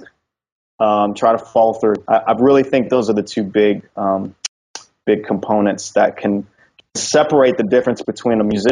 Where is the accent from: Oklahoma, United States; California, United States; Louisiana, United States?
Louisiana, United States; Louisiana. I'm going to have to go with my home state